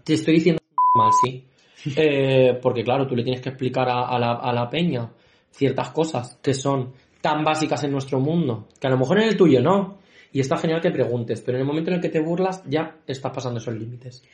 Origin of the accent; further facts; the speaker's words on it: Valdepeñas, Castilla-La Mancha, Spain; somos de Valdepeña